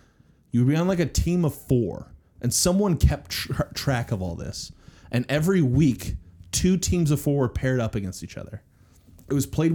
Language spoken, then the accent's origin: English; Midwest, United States; born or raised there